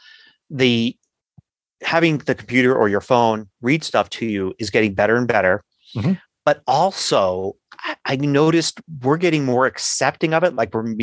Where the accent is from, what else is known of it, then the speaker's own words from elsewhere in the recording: Philadelphia, Pennsylvania, United States; accent: Philadelphia; I've got this Philadelphia accent because that's where I grew up